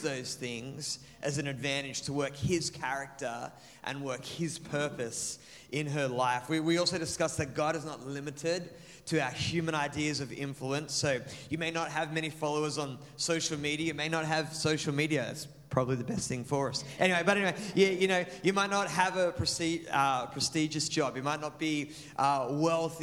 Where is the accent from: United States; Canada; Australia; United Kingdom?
Australia; Maitland, New South Wales; now in Mandurah, Australia; my hometown of Maitland, which was a small country city